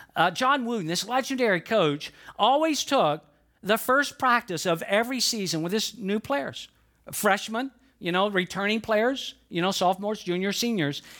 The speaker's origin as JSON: {"language": "English", "town": "Atlanta", "region": "Georgia", "country": "United States", "tie": "born or raised there", "said": "I'm from Georgia. I was born and raised in it, in Atlanta, Georgia"}